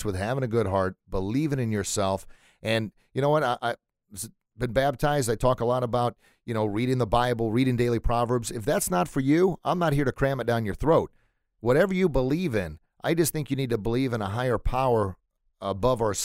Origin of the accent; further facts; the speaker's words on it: St. Louis, Missouri, United States; growing up in St. Louis